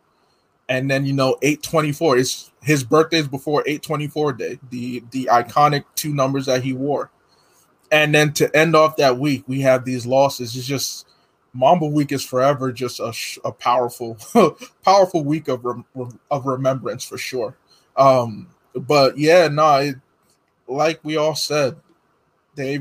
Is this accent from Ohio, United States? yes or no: no; New Jersey, United States; I'm from Jersey. So being from Jersey